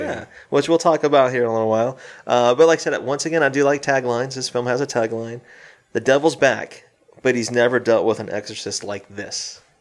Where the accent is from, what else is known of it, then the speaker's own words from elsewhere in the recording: South Carolina, United States; my home state of South Carolina